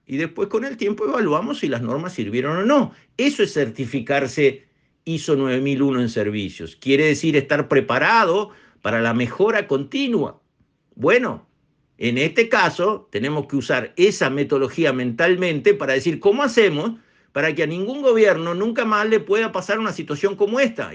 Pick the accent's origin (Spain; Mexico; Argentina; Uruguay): Uruguay; los uruguayos